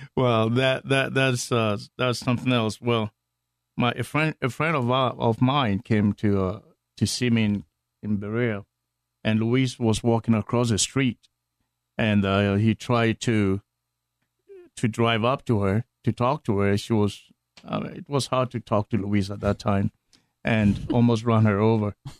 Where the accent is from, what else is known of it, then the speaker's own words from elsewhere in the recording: Ghana; moved away; from Ghana on the west coast of Africa.